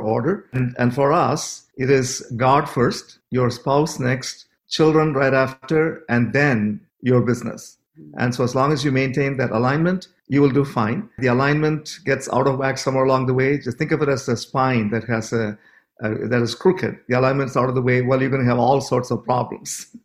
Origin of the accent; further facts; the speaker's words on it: Canada; we're from Canada